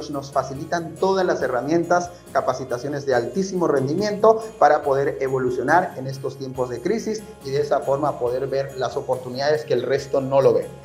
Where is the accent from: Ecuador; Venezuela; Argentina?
Ecuador; Soy de Ecuador